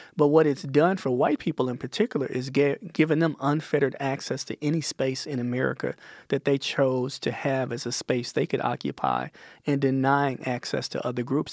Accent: Mississippi, United States; my hometown, a uh, little town in, in Mississippi

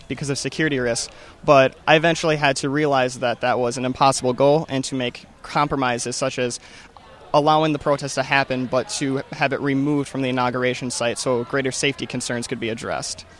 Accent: Watertown, South Dakota, United States; from Watertown, South Dakota

